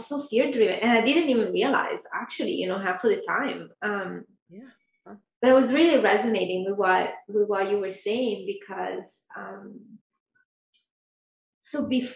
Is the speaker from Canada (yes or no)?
no; Italy; now in Los Angeles, United States; I'm from Italy